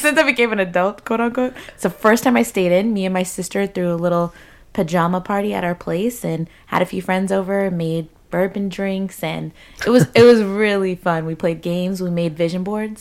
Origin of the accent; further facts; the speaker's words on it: United States; growing up in the States